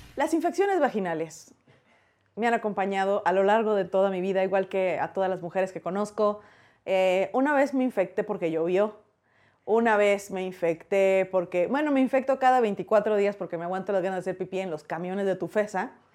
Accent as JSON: {"language": "Spanish", "town": "Hermosillo", "region": "Sonora", "country": "Mexico", "moved": "as an adult", "lives_now": "Mexico City, Mexico", "said": "soy de Hermosillo, Sonora"}